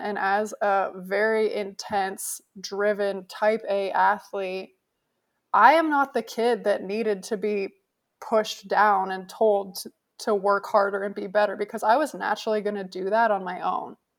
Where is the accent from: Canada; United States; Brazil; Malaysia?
Canada; moved away as an adult; I grew up in Canada